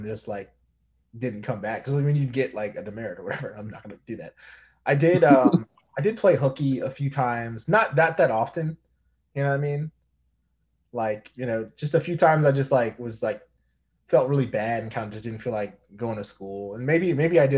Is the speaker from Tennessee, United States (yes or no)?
no; Richmond, Virginia, United States; in Richmond, I grew up in Richmond, went to, like, Regency Mall